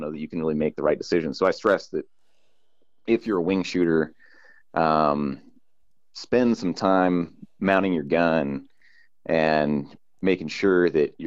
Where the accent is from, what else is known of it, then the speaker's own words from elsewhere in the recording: California, United States; I grew up in California